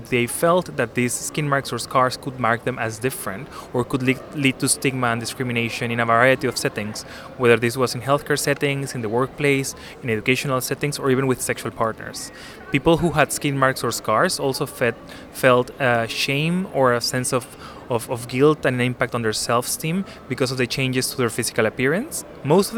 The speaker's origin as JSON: {"language": "English", "country": "Peru", "moved": "yes", "lives_now": "London, United Kingdom", "said": "I'm Latin American myself. I'm originally from Peru, but I live in London."}